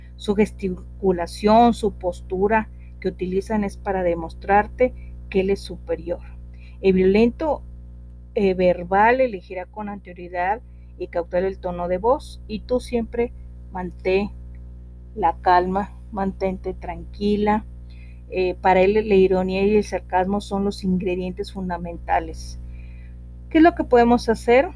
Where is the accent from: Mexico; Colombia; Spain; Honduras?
Mexico; northern Mexico; acá en mi tierra, eh, una palabra para decirle a los niños es lepe, eh, estoy hablando al norte del país